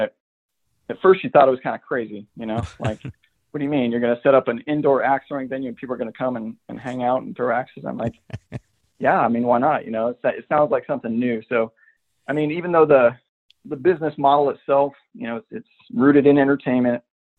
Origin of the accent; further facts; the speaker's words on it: New Mexico, United States; moved away as an adult; now in South Korea; I grew up in the Southwest. I'm really familiar with it. I was born in New Mexico. The son of a fish farmer. So we lived by pretty modest means for quite a long time when I was younger.